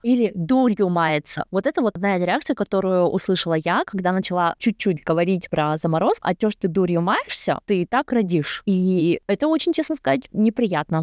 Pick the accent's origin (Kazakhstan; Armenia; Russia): Kazakhstan; я сама уйгурка, но я из Казахстана